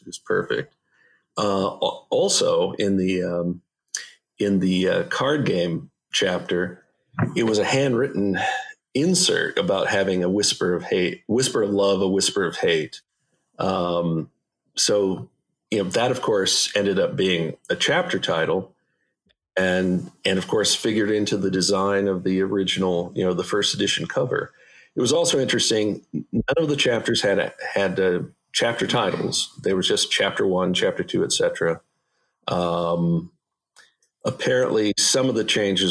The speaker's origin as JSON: {"language": "English", "region": "Indiana", "country": "United States", "tie": "born or raised there", "moved": "yes", "said": "Indiana, my home state"}